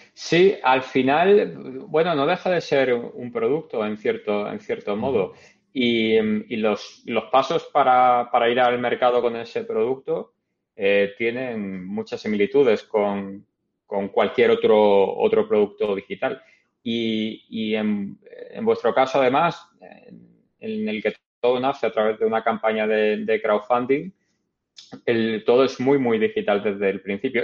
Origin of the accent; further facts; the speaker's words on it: Málaga, Andalusia, Spain; moved away as an adult; also born or lived in Madrid / Canada; now in New York, United States; en Málaga, de donde soy